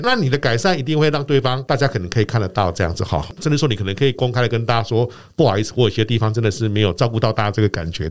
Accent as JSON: {"language": "Chinese", "town": "Yilan", "region": "Yilan County", "country": "Taiwan", "tie": "born or raised there", "also_born_or_lived": "Taipei", "moved": "yes", "said": "我是在宜兰长大，那我们那时候宜兰到台北念书"}